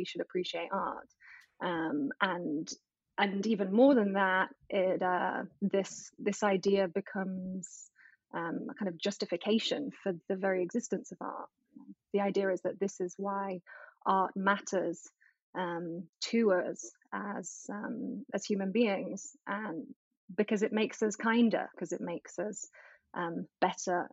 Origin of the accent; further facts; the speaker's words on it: England, United Kingdom; moved away as an adult; now in United States; I'm English, but I've lived in the US for almost a decade now.